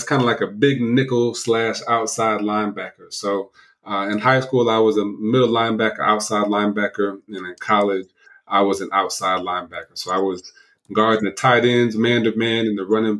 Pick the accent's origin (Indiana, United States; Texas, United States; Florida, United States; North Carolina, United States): Indiana, United States; South Bend; moved away; also born or lived in Ohio; My hometown is South Bend, Indiana, where Notre Dame was from